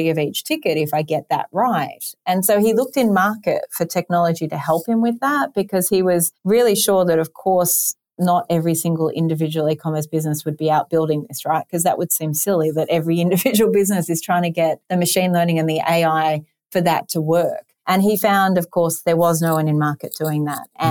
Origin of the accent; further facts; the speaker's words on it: Sydney, New South Wales, Australia; moved away; You might have noticed my accent, also coming from in Sydney, Australia